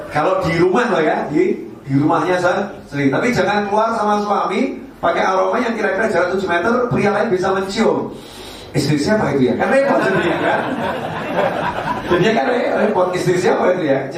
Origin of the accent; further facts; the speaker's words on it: Java, Indonesia; Kita orang Jawa pakai peci hitam saja atau pakai kopiah saja.